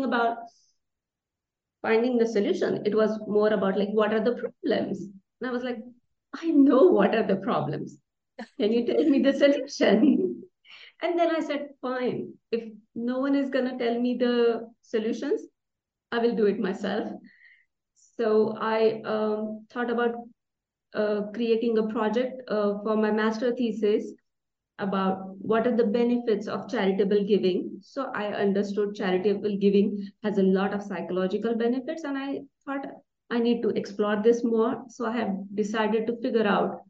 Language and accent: English; India; I was born and raised in India